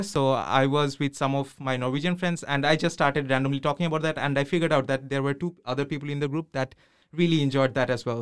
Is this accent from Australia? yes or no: no; Bangladesh; moved away as an adult; now in Trondheim, Norway; I'm from Bangladesh, so I'm also here doing my masters